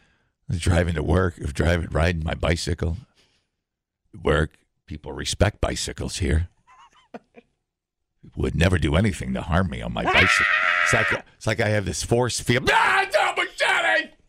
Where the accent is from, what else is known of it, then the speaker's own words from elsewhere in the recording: Madison, Wisconsin, United States; See, I'm from Madison. I spent $8,000 on my bicycle because I love bicycles.